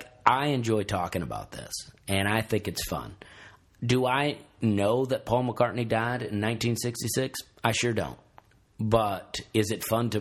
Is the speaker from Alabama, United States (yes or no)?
yes; Alabama, United States; as a kid growing up in Alabama